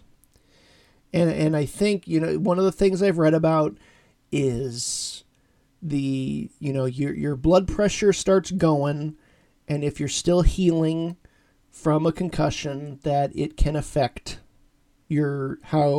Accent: Orrville, Ohio, United States; moved away; my hometown church, Christ United Church of Christ in Orrville, Ohio

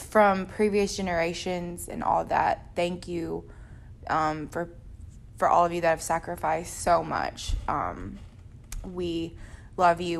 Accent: the South, United States; someone growing up in the South

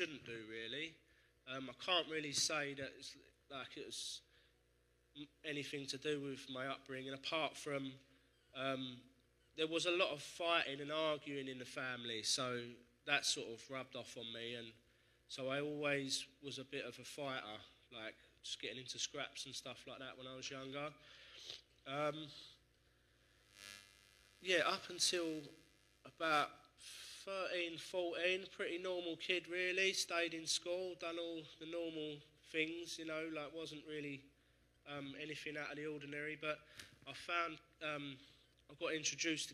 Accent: Essex, East of England, United Kingdom; I grew up in Essex

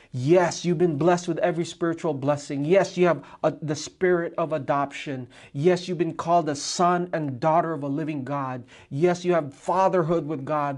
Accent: Hawaii, United States; in Hawaii

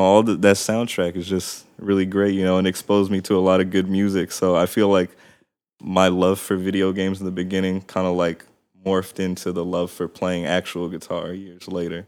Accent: Palmdale, California, United States; also born or lived in Glendale, California / San Fernando Valley; I lived in the San Fernando Valley until I was about six, and then my family moved down, uh, to the Antelope Valley in a city called Palmdale

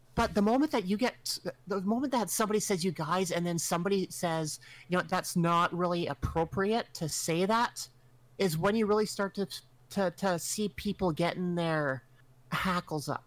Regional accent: Canada; I'm Canadian and we are sheltered. We live in a frozen wasteland.

